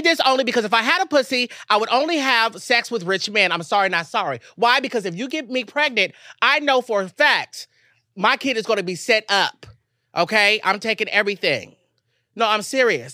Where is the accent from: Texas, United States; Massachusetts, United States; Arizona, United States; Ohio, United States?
Texas, United States; moved away; my mom's house in Texas